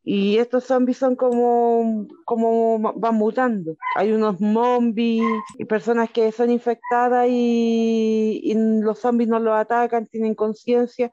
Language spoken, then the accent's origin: Spanish; Chile; Sí, yo soy chilena.